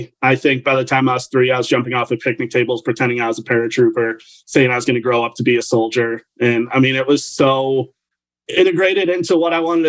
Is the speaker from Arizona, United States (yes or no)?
no; New York, United States; also born or lived in Nevada / Germany; So I was a military brat growing up. I was born in Nevada and then moved to Germany at a super young age. So once my parents got separated, I moved to middle of nowhere, New York.